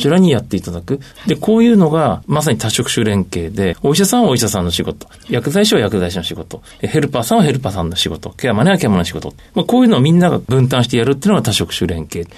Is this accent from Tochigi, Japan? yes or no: yes; Tochigi, Japan; 私の地元の栃木県